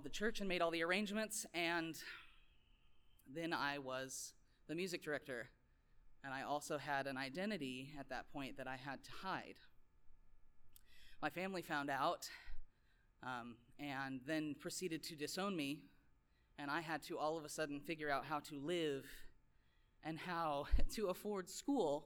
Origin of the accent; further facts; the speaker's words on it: Lincoln, Nebraska, United States; I grew up in Lincoln, Nebraska